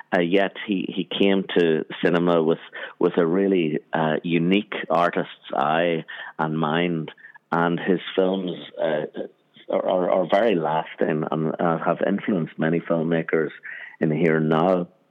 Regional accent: Armagh, Northern Ireland, United Kingdom; where I grew up in Northern Ireland, in Armagh, Northern Ireland

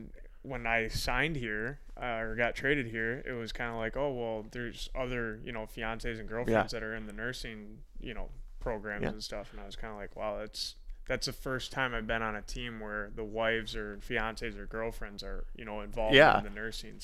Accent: Fenton, Michigan, United States; Fenton. It's just north of Ann Arbor.

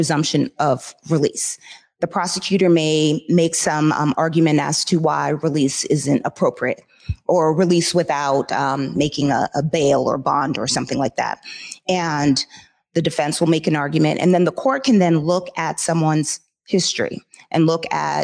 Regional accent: Jamaica; moved away; I come from Jamaica. We're vibrant, loud, you know, lovely people, but different

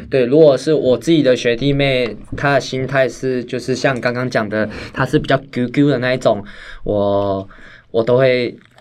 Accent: Taiwan; 我们台湾人数少

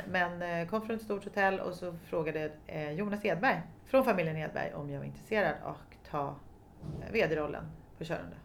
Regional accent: Stockholm, Stockholm County, Sweden; jag kommer från Stockholm, eller jag är född på allmänna BB

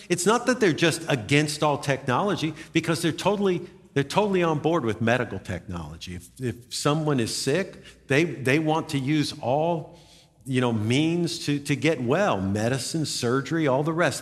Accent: United States; I'm an American.

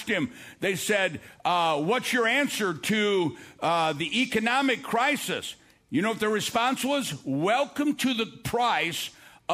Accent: United States; I'm an American

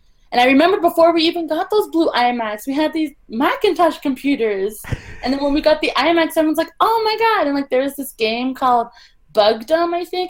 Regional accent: Los Angeles, California, United States; now in Toronto, Canada; I'm from Los Angeles.

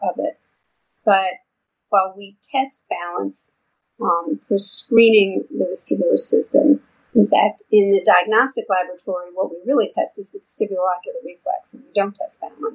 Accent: New York, United States; now in Houston, United States; I've been in Houston for a long time, but as you can probably tell from my accent, I'm from New York originally.

